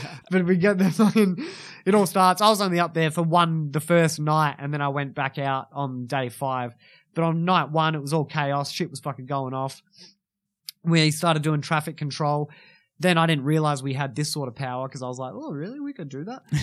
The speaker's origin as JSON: {"language": "English", "town": "Kalgoorlie", "region": "Western Australia", "country": "Australia", "tie": "born or raised there", "lives_now": "Perth, Australia", "said": "I was born in Kalgoorlie"}